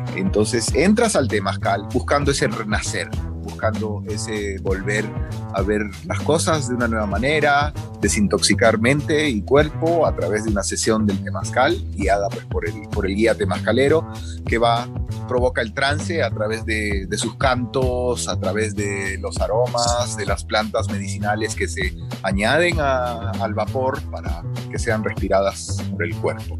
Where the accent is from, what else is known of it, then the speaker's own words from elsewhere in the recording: Peru; now in Guatemala; yo soy peruano de nacimiento, una persona muy respetuosa de nuestras culturas ancestrales de toda la vida